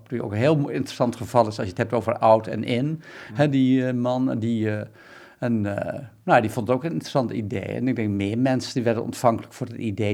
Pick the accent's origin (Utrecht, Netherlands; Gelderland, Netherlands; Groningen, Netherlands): Groningen, Netherlands; Bedum; moved away; ik kom zelf uit Bedum, dat is gewoon een gereformeerd rotdorp